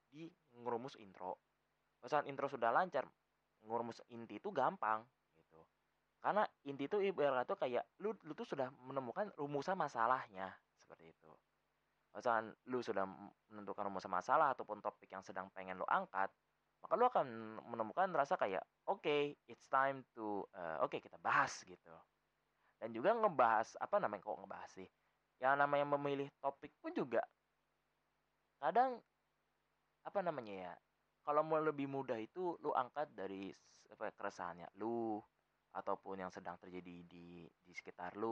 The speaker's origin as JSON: {"language": "Indonesian", "region": "Jakarta", "country": "Indonesia", "accent": "Betawi", "said": "karena gue orang Betawi kan ngomongnya kayak nyablak nyablak tuh adalah salah satu spesimen"}